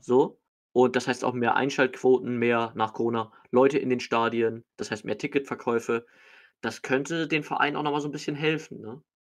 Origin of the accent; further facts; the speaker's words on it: Hamburg, Germany; als Hamburger bin ich jetzt ganz froh